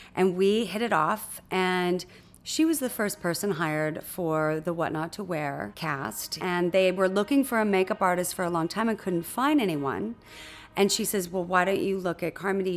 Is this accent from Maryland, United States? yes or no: no; Huntington Beach, California, United States; I was born in Newport Beach, California, and raised in Huntington Beach, California, in a sleepy little surf town